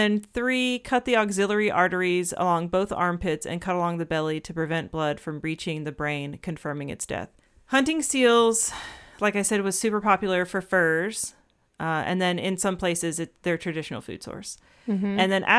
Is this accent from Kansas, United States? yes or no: no; Georgia, United States; I'm thinking about growing up in Georgia and the like freaking white-tailed deer population just exploding.